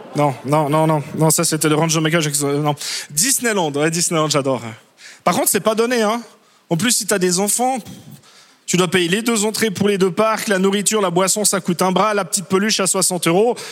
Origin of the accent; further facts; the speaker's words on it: Switzerland; je suis suisse